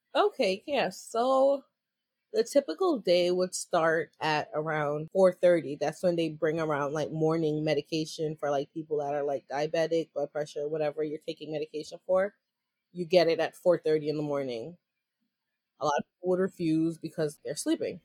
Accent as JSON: {"language": "English", "region": "New York", "country": "United States", "said": "I'm from New York."}